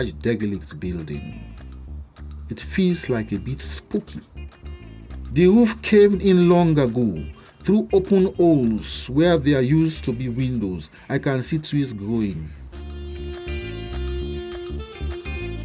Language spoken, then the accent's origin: English; Sierra Leone; my home country, Sierra Leone